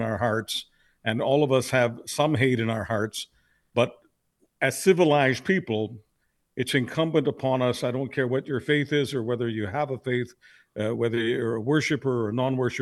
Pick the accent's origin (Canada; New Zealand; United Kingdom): Canada; as a Canadian